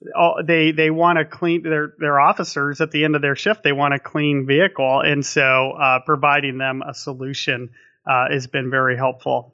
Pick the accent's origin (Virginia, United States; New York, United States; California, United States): California, United States; Napa; growing up in Napa